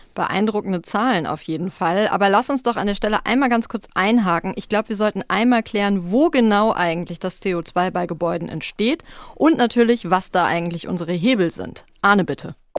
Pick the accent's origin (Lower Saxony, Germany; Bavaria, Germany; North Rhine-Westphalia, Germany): North Rhine-Westphalia, Germany; Ruhr area; moved away; in den Ruhrpott gefahren, in meine alte Heimat